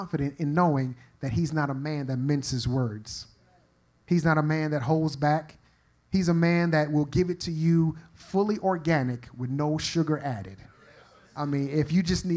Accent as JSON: {"language": "English", "region": "New York", "country": "United States", "said": "I'm from New York"}